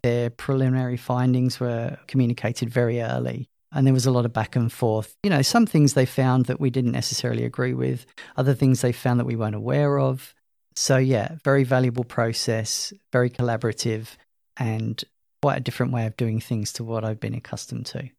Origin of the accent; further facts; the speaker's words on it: London, United Kingdom; moved away as an adult; also born or lived in Loughborough, England; now in Queensland, Australia; As you could probably guess from my accent, I'm not from Australia. Originally from London, emigrated here in twenty thirteen.